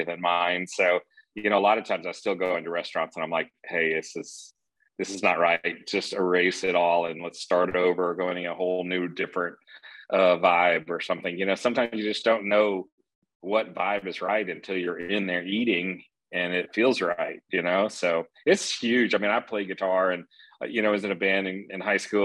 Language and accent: English; Texas, United States; now in Atlanta, United States; growing up in Texas